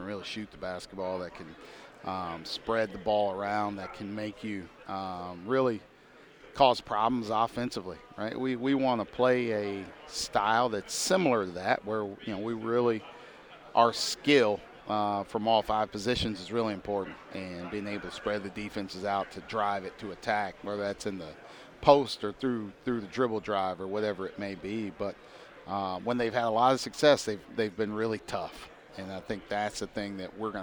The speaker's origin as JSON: {"language": "English", "region": "Indiana", "country": "United States", "also_born_or_lived": "Pennsylvania", "moved": "yes", "said": "I'm from Indiana, so getting a chance to come back home"}